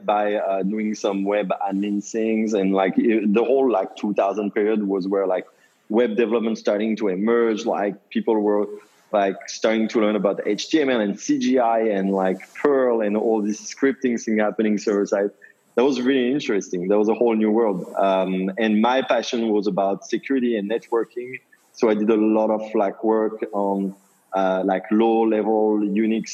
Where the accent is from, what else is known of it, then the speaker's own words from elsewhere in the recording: Paris, Île-de-France, France; moved away as an adult; also born or lived in New York; now in United States; I grew up in Paris, in France.